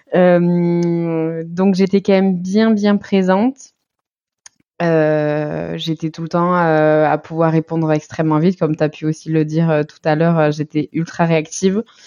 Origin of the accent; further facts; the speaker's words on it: Basque Country, Nouvelle-Aquitaine, France; now in Toulouse, France; j'habitais à Toulouse, sinon je suis du Pays Basque